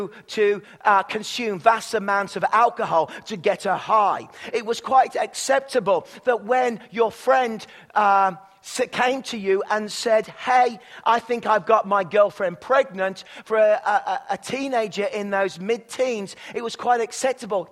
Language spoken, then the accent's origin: English; England, United Kingdom; now in Canada; I'm from England